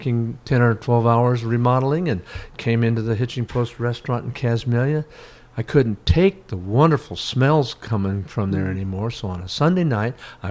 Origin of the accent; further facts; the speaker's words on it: La Crescenta, California, United States; moved away as an adult; also born or lived in Glendale, California / Alaska; I grew up in La Crescenta in the foothills of the Angeles National Forest.